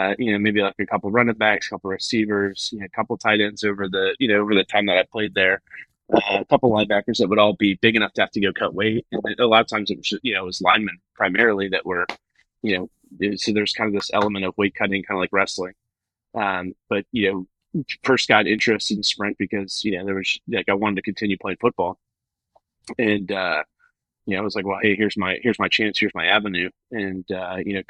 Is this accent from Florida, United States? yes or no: yes; Jacksonville, Florida, United States; born and raised in Jacksonville, in and around Jacksonville